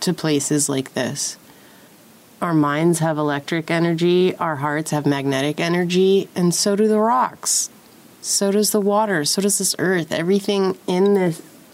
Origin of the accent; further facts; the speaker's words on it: San Diego, California, United States; Growing up in San Diego, that was a regular occurrence, bus-sized chunks of cliff coming down